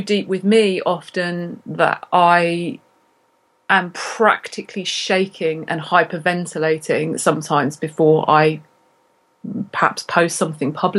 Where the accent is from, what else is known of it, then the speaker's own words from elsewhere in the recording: Cambridge, East of England, United Kingdom; moved away; my hometown, which is Cambridge in England